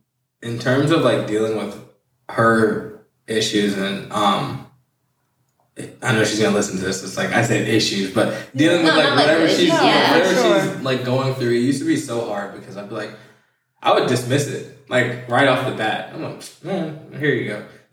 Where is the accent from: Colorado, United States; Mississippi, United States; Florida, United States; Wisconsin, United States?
Wisconsin, United States; Milwaukee; The fight was in Detroit, and we're from Milwaukee. So it was like a 7.5-hour drive.